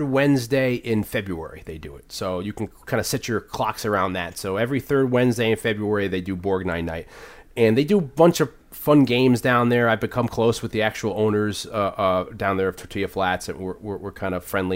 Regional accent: New Haven, Connecticut, United States; also born or lived in Hamden, Connecticut; I was born in New Haven, raised there, moved to the suburb Hamden

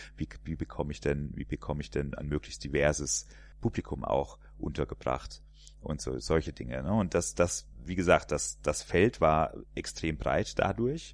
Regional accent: area around Poppenhausen, Hesse, Germany; now in Cologne, Germany; da komme ich quasi gebürtig her, in der, aus der Ecke. Was man an dem R auch noch hört

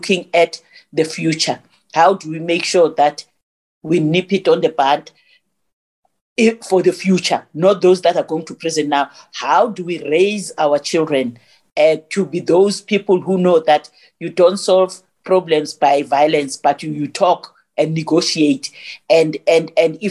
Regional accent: Johannesburg, Gauteng, South Africa; I was born in Alexander. You know Alexander Township? I'm from Alexander

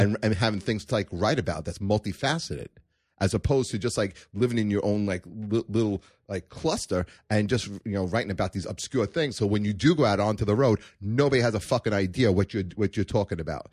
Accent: New York City, New York, United States; also born or lived in Canarsie, Brooklyn / Manhattan, New York; now in Staten Island, United States; I was born in Brooklyn

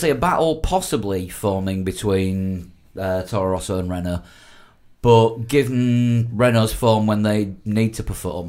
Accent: Yorkshire and the Humber, United Kingdom; I'm from Yorkshire.

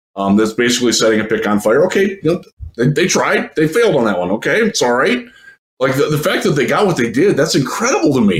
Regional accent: Cleveland, Ohio, United States; born or raised there

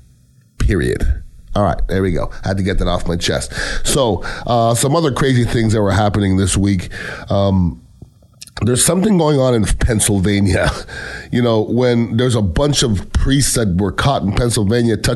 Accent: Canada; moved away; I'm Canadian born

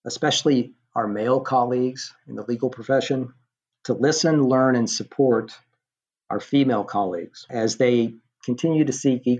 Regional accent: Knoxville, Tennessee, United States; moved away; I was traveling to Knoxville, which is my hometown

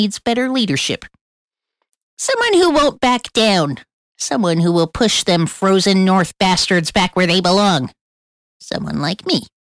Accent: Colombia; And I'm not just saying that because I'm from Colombia.

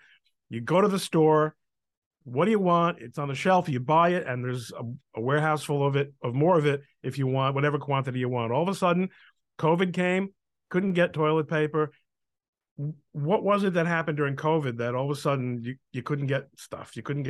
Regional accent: New York City, New York, United States; now in Elizabeth, United States; When I was a kid growing up in New York, the New York Harbor was a bona fide, cargo location still.

